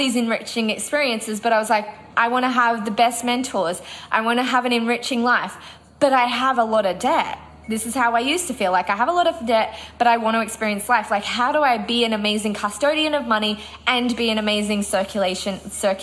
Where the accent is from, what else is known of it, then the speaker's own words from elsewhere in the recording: Noosa, Queensland, Australia; when we're back in Noosa, which is my hometown